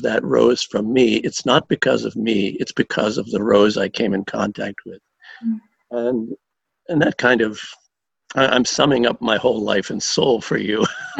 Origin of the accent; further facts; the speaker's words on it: United States; Even though I grew up in the United States